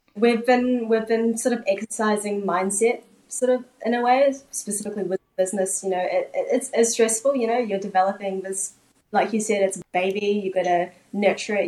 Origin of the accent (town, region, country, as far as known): New Zealand; born or raised there; also born or lived in South Korea